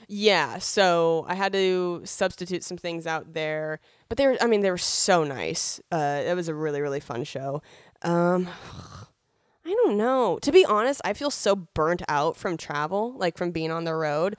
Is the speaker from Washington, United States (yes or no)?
yes; Spokane, Washington, United States; moved away as an adult; also born or lived in Seattle; now in Los Angeles, United States; being born and raised in Spokane